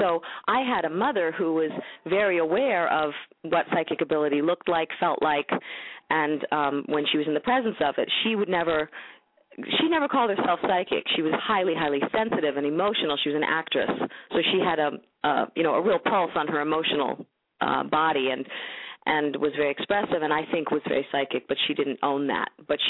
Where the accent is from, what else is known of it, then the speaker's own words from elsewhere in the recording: New York, United States; also born or lived in San Diego / Bay Area / Minnesota / Seattle; I've lived in San Diego. I've lived in the Bay Area. I've lived in Minnesota. I've lived in New York. I'm from New York originally.